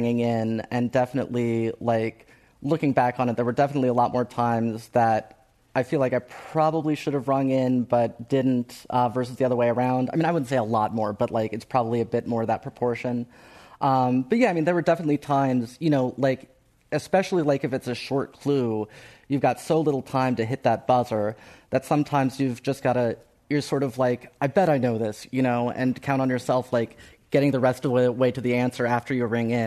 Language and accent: English; Ohio, United States; moved away; I grew up in Ohio